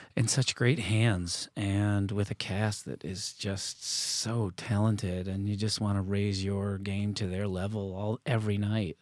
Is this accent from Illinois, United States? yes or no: no; Canandaigua, New York, United States; moved away; an athletic star in my hometown of Canandaigua, New York.